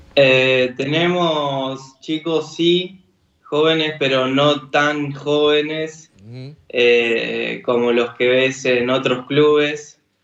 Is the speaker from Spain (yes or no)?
no; Argentina; siendo argentino